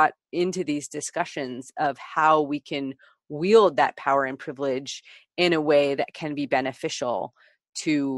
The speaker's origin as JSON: {"language": "English", "area": "Bay Area", "region": "Northern California", "country": "United States", "tie": "born or raised there", "said": "I grew up in the Bay Area of Northern California"}